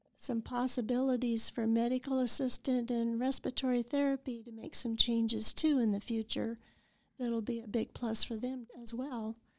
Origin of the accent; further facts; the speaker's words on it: Idalia, Colorado, United States; also born or lived in Saint Francis, Kansas; now in Goodland, United States; I grew up in Idalia, Colorado, graduated from Saint Francis, came back here to go to the college